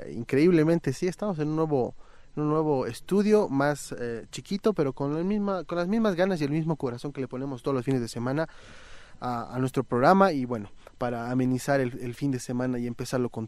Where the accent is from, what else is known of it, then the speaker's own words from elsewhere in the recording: Bolivia; Como boliviano promedio creo que tenemos, conocemos máximo nuestra ciudad y alguna ciudad capital.